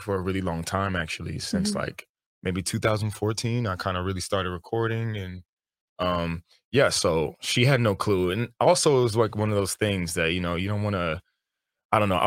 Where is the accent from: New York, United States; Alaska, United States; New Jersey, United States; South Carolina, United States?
New York, United States; I'm from New York